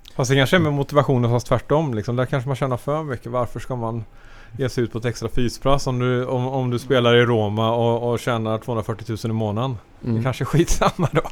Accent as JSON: {"language": "Swedish", "country": "Sweden", "said": "som svensk"}